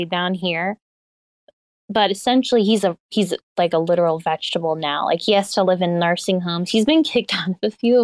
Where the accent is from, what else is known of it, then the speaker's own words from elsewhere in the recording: the Ozarks, United States; moved away as an adult; now in Kansas City, United States; I'm from the Ozarks, and the area here, it has like a lot of cliffs